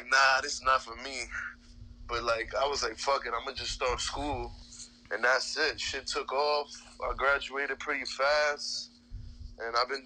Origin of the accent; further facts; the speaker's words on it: New York City, New York, United States; moved away; I'm born and raised in Queens, so I was born and raised in Woodside Projects